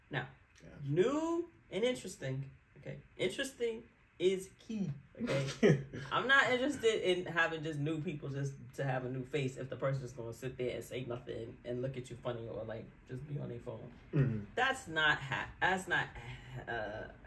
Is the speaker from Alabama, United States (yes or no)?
no; New York, United States; accent: New York; my New York accent.